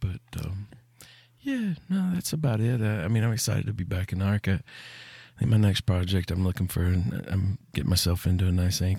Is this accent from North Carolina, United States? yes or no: no; Tennessee, United States; I'm from Tennessee.